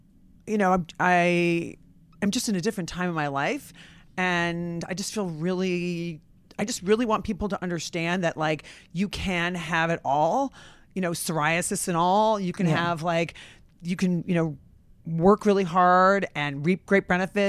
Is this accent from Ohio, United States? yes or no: no; Rockford, Illinois, United States; I'm from Rockford, Illinois, and I went to college.